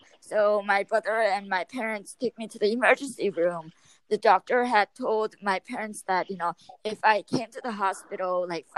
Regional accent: Yorba Linda, California, United States; I am from Yorba Linda, California

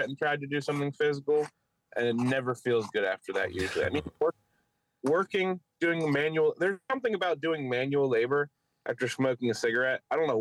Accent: Philadelphia, Pennsylvania, United States; accent: Philly; my Philly accent

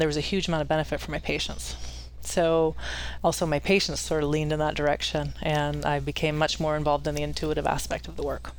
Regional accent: Silicon Valley, California, United States; moved away as an adult; now in Dalton Gardens, United States; sort of sleepier when I was growing up. And it became so hustle and bustle. I was from Silicon Valley

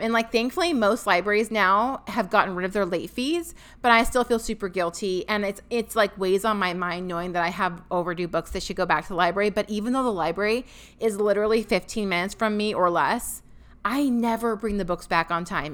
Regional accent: Washington, United States; moved away as an adult; now in Tennessee, United States; we are both from Washington State

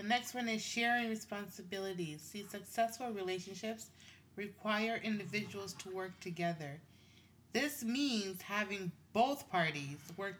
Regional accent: Tanzania; now in Canada; I'm from Tanzania. My handsome Jamaican husband, right? And our children were born in Canada. We live in Canada.

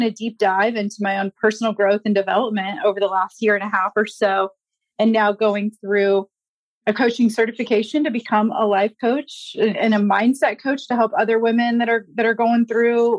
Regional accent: Indianapolis, Indiana, United States; I'm born and raised in Indianapolis

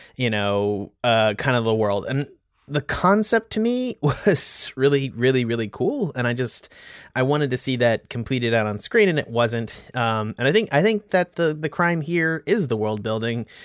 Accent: United States; also born or lived in Texas / North Carolina; born and bred in Texas and North Carolina

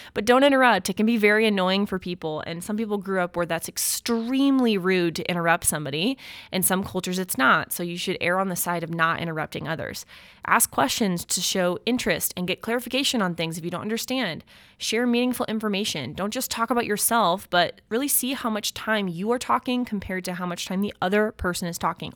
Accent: United States; being an American

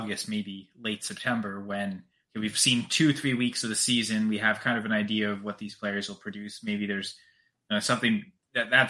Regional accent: Canada; I'm Canadian

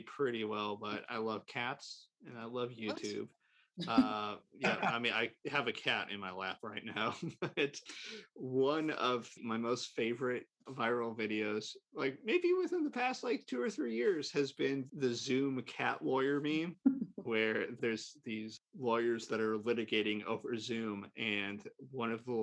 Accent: St. Louis, Missouri, United States; also born or lived in Illinois; I'm from St. Louis

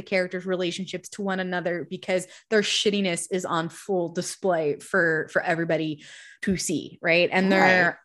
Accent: Diamond Bar, California, United States; also born or lived in Chino Hills, California; growing up in Diamond Bar and Chino Hills and shit like that in the middle of white suburbia

